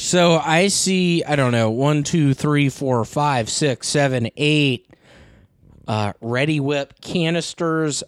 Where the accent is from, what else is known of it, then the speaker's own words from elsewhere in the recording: the South, United States; I'm from the South